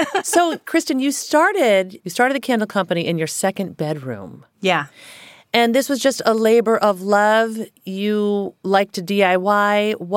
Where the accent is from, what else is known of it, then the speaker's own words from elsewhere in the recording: Virginia, United States; now in California, United States; So I'm from Virginia.